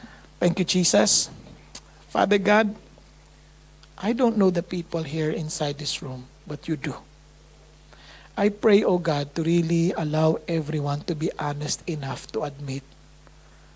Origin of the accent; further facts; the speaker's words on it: Marikina, Metro Manila, Philippines; English is a second language; I grew up in Marikina